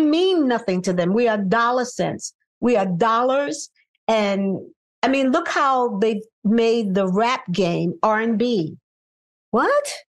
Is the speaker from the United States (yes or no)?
yes; New York City, New York, United States; I'm from Brooklyn, New York, grew up in Bed Stuy